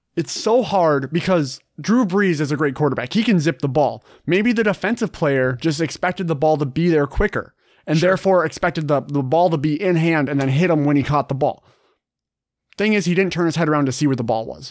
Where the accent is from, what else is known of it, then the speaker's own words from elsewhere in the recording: Minnesota, United States; it's where I'm from Minnesota